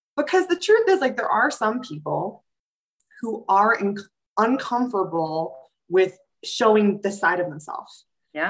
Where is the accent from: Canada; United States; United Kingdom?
United States; New York City, New York; I'm a New Yorker too, so we tend to run a little anxious because we're in this um, super fast-paced city